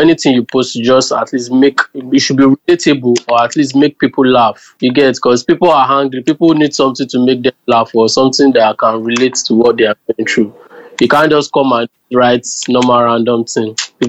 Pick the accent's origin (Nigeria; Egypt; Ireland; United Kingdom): Nigeria; Ondo; moved away; I'm from Ondo State.